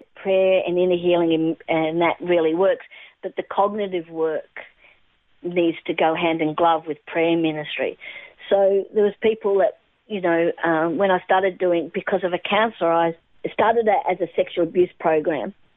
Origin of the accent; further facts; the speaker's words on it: Australia; also born or lived in England / Adelaide, South Australia / Melbourne, Victoria; lived in Adelaide for a while as growing up there, and uh, then we moved across to Melbourne in probably when I was at probably 10 years of age